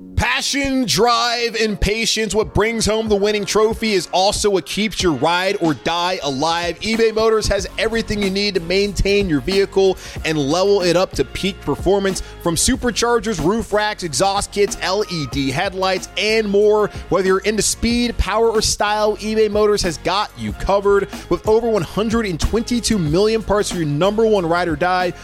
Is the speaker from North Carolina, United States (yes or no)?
yes; Charlotte, North Carolina, United States; this city, my hometown, the Queen City of Charlotte